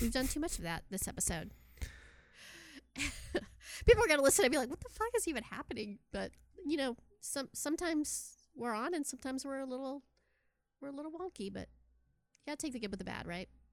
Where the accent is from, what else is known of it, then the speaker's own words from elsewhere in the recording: Texas, United States; also born or lived in Austin; I'm from Texas